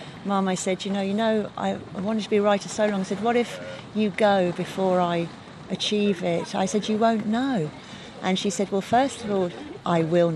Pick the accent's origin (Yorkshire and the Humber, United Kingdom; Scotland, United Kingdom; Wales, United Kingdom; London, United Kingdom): London, United Kingdom; born or raised there; moved away as an adult; also born or lived in Tipperary; now in Ireland